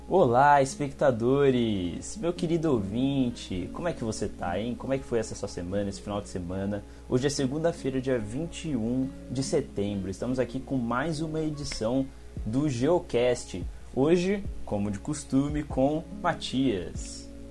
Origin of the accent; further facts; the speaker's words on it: São Paulo, Brazil; eu sou aqui do Campo Limpo, São Paulo, Zona Sul